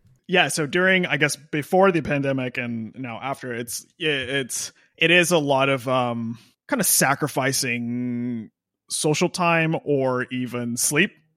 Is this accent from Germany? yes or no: no; Austin, Texas, United States; moved away; also born or lived in Nashville, Tennessee / Los Angeles, California; I grew up in Austin, Texas, and then I moved to Nashville.